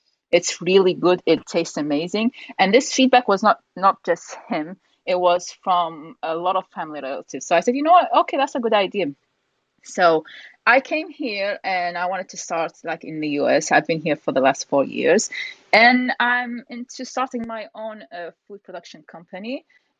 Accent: Iraq; also born or lived in United Kingdom; So I'm originally from Iraq. I was born in UK.

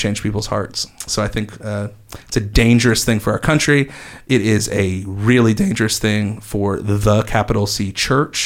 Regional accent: United States; I love being an American

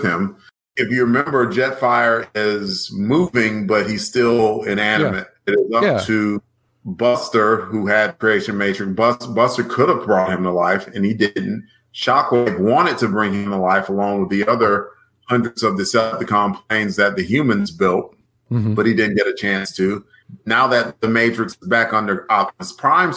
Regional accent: Alabama, United States; I'm from Alabama

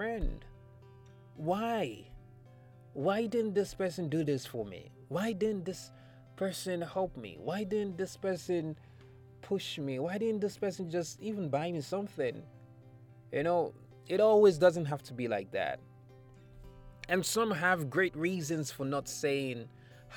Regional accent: Nigeria; I am a Nigerian or African

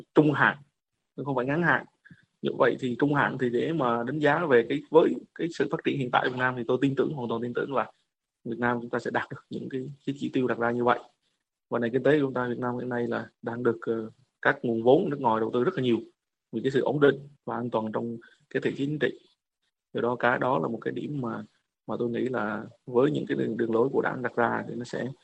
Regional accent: Vietnam; moved away; chúng tôi là một người Việt Nam

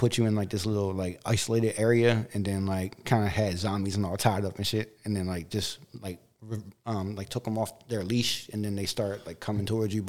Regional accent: Baltimore, Maryland, United States; now in Elkton, United States; I'm from Baltimore, but I mean, I'm currently residing in Elkton right now.

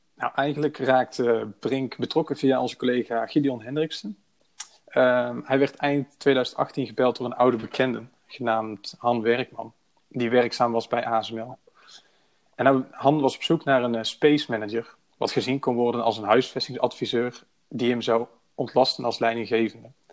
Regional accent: Breda, North Brabant, Netherlands; Ik ben 26 jaar oud en ik kom uit Breda.

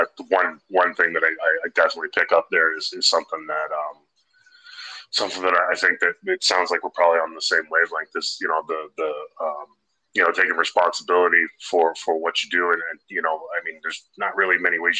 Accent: Canada; I'm a Canadian guy

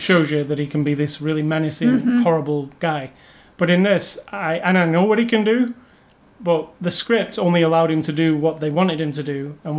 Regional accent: United Kingdom; I know them all from being British

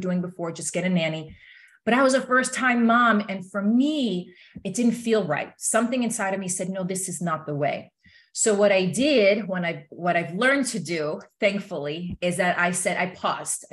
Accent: East Coast, United States; moved away as an adult; also born or lived in California; I'm originally from the East Coast

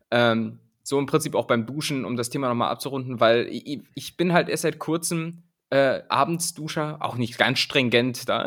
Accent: Rhineland-Palatinate, Germany; Am ehesten bin ich Pfälzer, aber ich sehe mich ganz einfach als Weltbürger.

